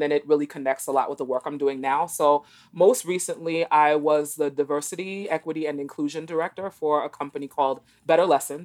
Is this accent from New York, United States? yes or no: yes; New York City, New York, United States; moved away as an adult; also born or lived in East Texas / Boston; I grew up in New York City, in Brooklyn in particular